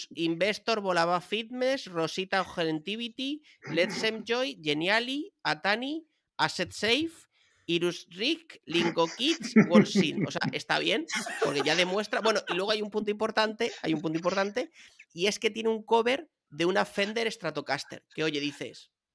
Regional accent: Madrid, Community of Madrid, Spain; yo soy un tío de Chamberí, de la calle Luchana

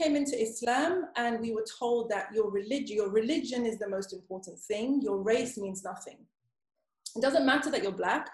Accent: Zimbabwe; now in United Kingdom; I grew up in Zimbabwe, so I grew up in Africa

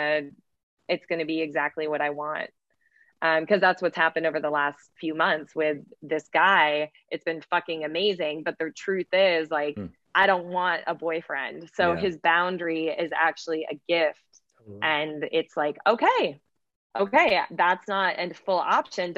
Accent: Midwest, United States; I was raised in the Midwest

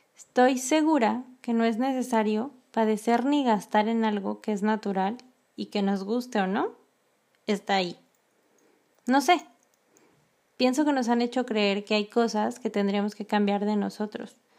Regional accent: Mexico; moved away as an adult; como mexicana

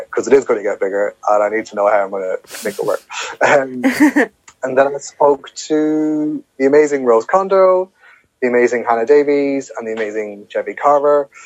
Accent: Ireland; moved away; here's my background of growing up in Ireland in a context

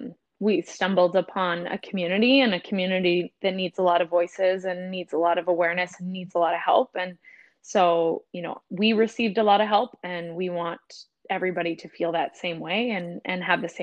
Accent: Ontario, Canada; now in British Columbia, Canada; We're originally from Ontario, but fell in love with the ocean and found ourselves to the West Coast.

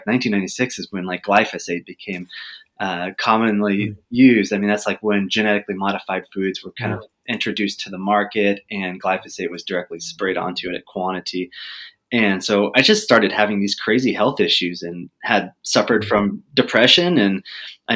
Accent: Texas, United States; I grew up in Texas

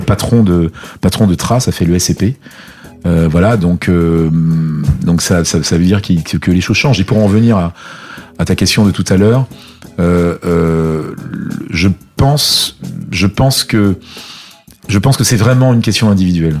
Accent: Abidjan, Côte d’Ivoire; moved away as an adult; also born or lived in Martinique / United States; now in France; j'ai passé un certain nombre d'années à Abidjan, euh, un peu plus de 20 ans

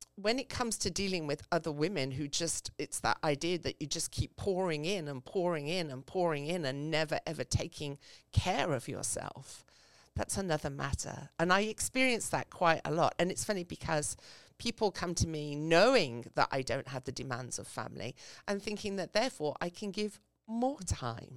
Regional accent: England, United Kingdom; now in United States; I grew up in England. So, um, as you can hear from my voice

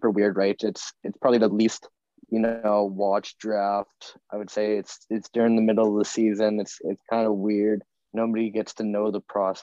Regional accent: Saskatoon, Saskatchewan, Canada; we're all from Saskatoon. We all know the Blades

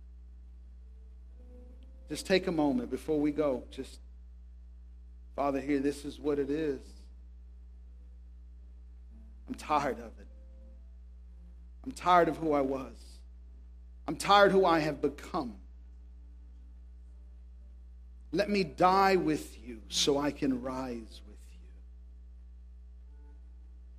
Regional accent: Tracy, California, United States; I grew up in Tracy

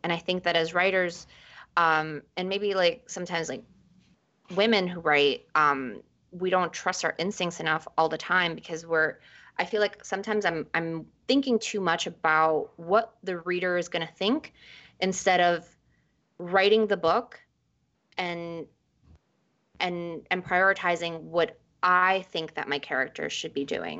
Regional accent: New York City, New York, United States; also born or lived in Ecuador; I was born in Ecuador and we moved to New York. We immigrated to New York when I was five

